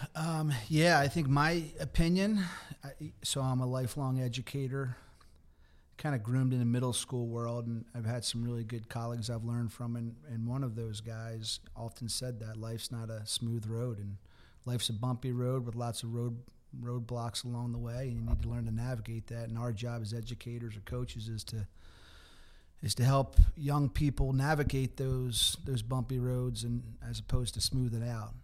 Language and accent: English; Havertown, Pennsylvania, United States; I'm from Havertown. I went to a Catholic school